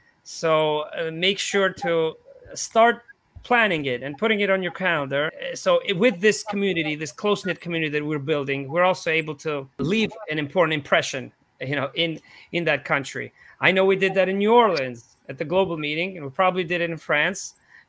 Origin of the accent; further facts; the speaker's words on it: Georgia; born there; This is Tbilisi, Georgia, because I was born in Eastern Europe in the small country.